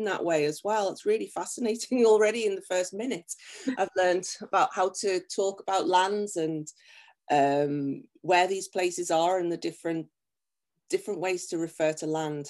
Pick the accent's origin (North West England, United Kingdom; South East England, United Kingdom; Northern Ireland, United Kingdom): North West England, United Kingdom; Liverpool; moved away as an adult; also born or lived in Tokyo, Japan; now in Japan; I'm from Liverpool